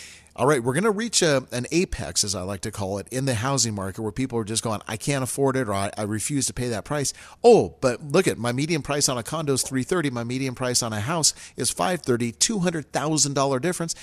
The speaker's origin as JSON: {"language": "English", "town": "Reno", "region": "Nevada", "country": "United States", "tie": "born or raised there", "said": "growing up in Reno"}